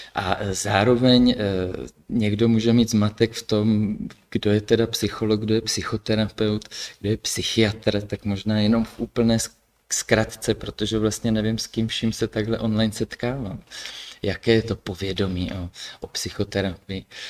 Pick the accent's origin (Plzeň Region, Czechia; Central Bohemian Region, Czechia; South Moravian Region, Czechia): South Moravian Region, Czechia; Brno; also born or lived in Kyjov; pocházím původně z Brna